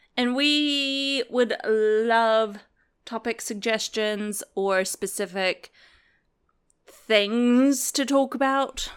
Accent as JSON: {"language": "English", "country": "United States", "accent": "American", "moved": "yes", "said": "my accent's American"}